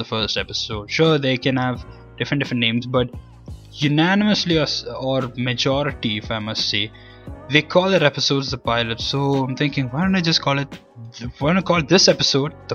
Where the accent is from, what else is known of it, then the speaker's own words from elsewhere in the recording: Sharjah, United Arab Emirates; also born or lived in Kerala, India; I'm born and brought up in Sharjah, UAE